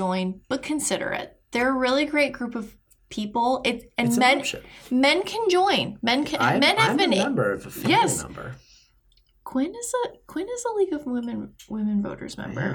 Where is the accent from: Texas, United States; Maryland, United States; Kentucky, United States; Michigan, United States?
Michigan, United States; now in St. Petersburg, United States; I'm originally from Michigan